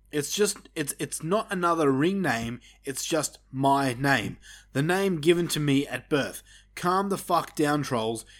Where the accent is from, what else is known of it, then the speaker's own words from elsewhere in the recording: Australia; We're Australian